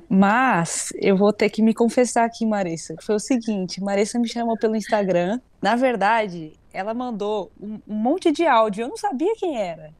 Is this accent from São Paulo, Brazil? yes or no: yes; Presidente Prudente, São Paulo, Brazil; moved away as an adult; now in São Paulo, Brazil; eu sou de Presidente Prudente, interior